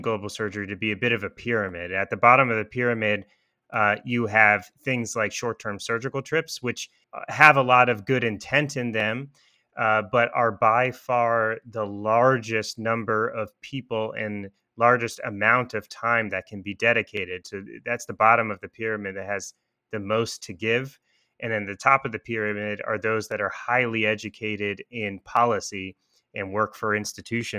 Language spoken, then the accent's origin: English; Washington, District of Columbia, United States; I grew up and trained in Washington, D.C.